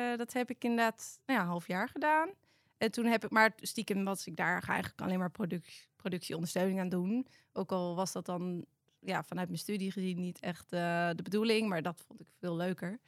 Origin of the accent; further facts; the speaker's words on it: Amersfoort, Utrecht, Netherlands; Ik kom uit Amersfoort, geboren echt hoog in Amersfoort.